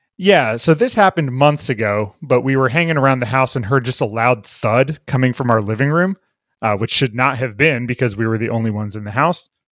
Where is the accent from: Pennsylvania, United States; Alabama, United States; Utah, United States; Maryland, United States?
Maryland, United States; Bethesda; I grew up in Bethesda, Maryland